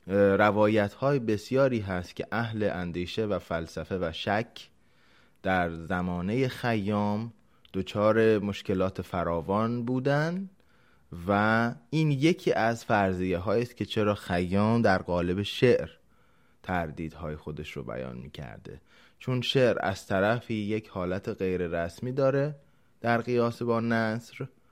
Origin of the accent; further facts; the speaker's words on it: Iran; به عنوان یک ایرانی در هر جای جهان که باشیم